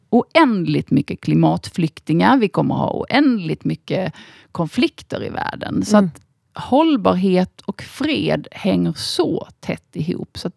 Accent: Osby, Skåne, Sweden; en eh, liten by som heter Osby. Ja. Eh, hade en väldigt eh, fridfull och trevlig uppväxt där.

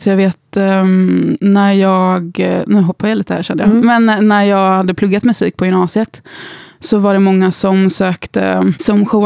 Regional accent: Gothenburg, Västra Götaland, Sweden; also born or lived in Skåne; now in Stockholm, Sweden; Och jag är uppvuxen i Göteborg. Jag vet inte, många säger att min dialekt har slätats ut lite under åren.

